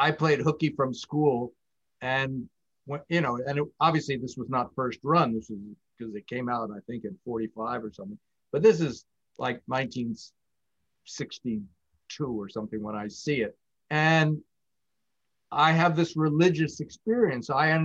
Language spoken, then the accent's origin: English; Los Angeles, California, United States